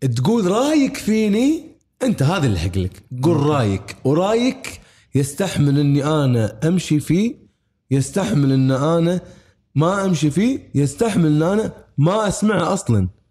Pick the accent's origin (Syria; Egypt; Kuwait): Kuwait; بلدي انا الكويت